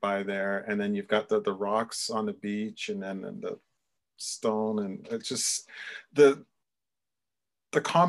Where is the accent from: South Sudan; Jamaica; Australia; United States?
Jamaica; I was born in Jamaica, but I've traced my lineage back a little bit. And there is Scottish and Irish descent in there too